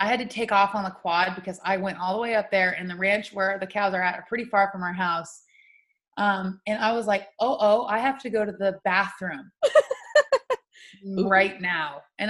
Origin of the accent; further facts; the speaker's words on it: New Mexico, United States; I'm used to getting growing up in New Mexico. There's not usually snow in the winter.